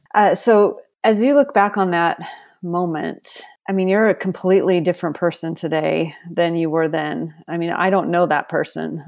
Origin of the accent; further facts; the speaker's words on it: Seattle, Washington, United States; now in Texas, United States; I grew up in Seattle and then I moved to Texas